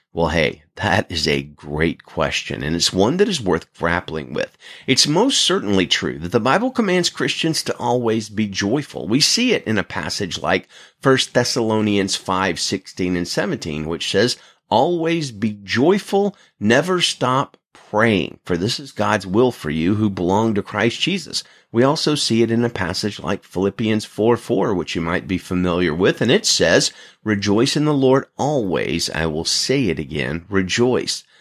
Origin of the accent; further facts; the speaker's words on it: Alabama, United States; now in Salinas, United States; I'm originally from Alabama